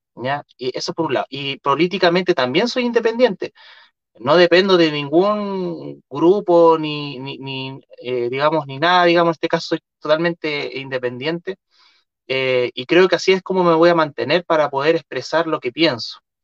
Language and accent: Spanish; Chile; los chilenos